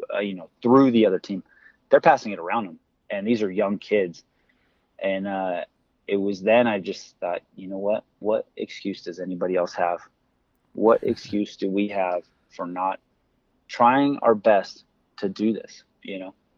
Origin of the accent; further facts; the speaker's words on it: United States; I grew up as an American kid